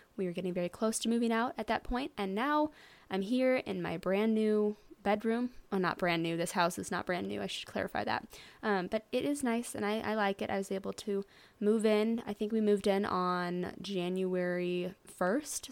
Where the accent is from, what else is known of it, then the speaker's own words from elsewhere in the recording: St. Louis, Missouri, United States; I am from Saint Louis, Missouri